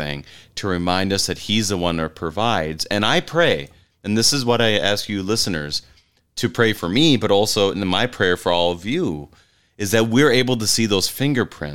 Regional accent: Wadena, Minnesota, United States; my hometown, Wadena

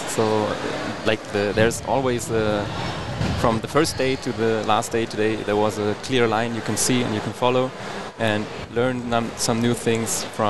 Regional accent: near Hanover, Lower Saxony, Germany; English is a second language; I'm from the northern part, so like close to Hanover.

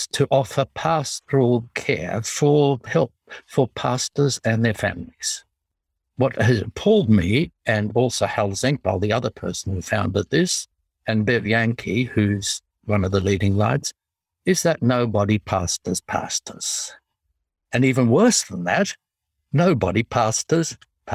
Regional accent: Australia; accent: Australian English; I apologize for my accent. I speak in tongues.

